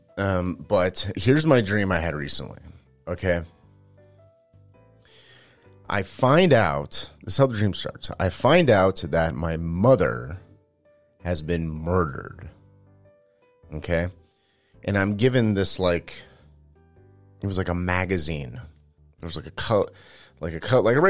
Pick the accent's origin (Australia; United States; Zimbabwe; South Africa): United States; Manteca, California; moved away; I grew up in Manteca